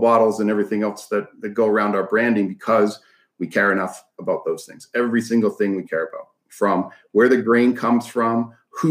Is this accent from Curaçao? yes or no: no; Canada; moved away; I grew up in Canada, so don't judge too much on that. It's pretty a lot more liberal up there